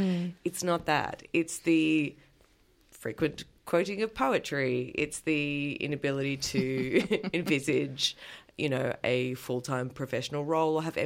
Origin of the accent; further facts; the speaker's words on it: Adelaide, South Australia, Australia; what is also my hometown